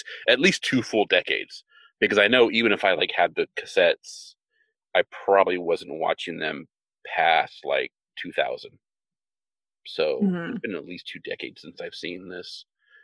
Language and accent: English; Visalia, California, United States; I was in Visalia, California, Central California